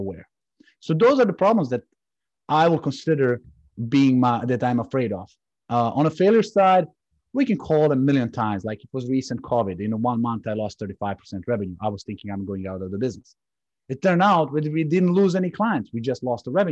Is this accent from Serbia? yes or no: yes; Serbia; now in United States; I'm coming from Serbia